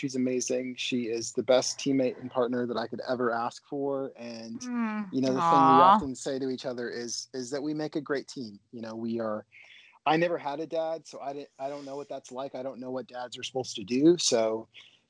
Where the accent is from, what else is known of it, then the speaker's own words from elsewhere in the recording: Portland, Oregon, United States; born and raised in Portland, Oregon